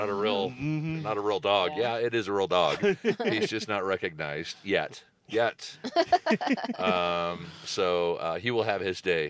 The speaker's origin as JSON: {"language": "English", "region": "California", "country": "United States", "tie": "born or raised there", "said": "I grew up in Southern California"}